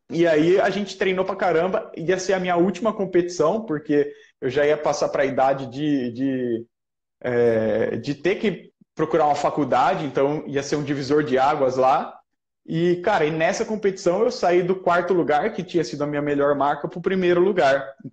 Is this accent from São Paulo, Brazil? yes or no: yes; Jaú, São Paulo, Brazil; É o Bill, ele é de Jaú, foi a minha cidade natal.